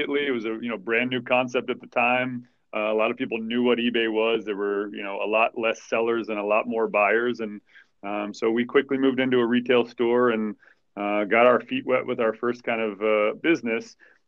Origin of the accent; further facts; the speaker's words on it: Texas, United States; I was born in Texas